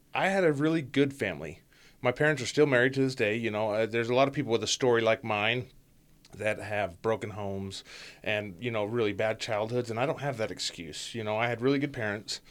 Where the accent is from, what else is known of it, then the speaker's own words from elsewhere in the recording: Ogden, Utah, United States; moved away as an adult; born and raised in Ogden, Utah